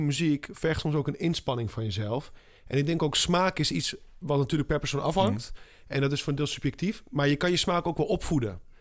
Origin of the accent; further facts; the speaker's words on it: southern Spain, Spain; moved away; ik kom uit Zuid-Spanje